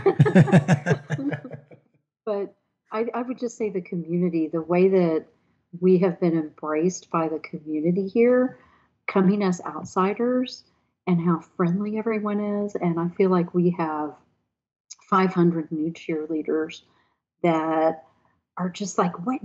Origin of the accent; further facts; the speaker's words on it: Texas, United States; moved away as an adult; also born or lived in Arlington, Virginia; now in Mayodan, United States; being a Texas girl and moving here from Texas to do this